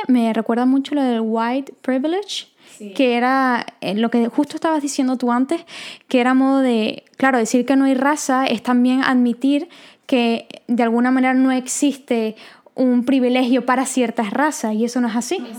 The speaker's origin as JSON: {"language": "Spanish", "country": "Venezuela", "said": "nosotras somos venezolanas"}